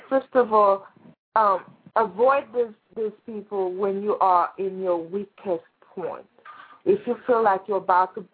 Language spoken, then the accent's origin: English; Florida, United States; I moved from Florida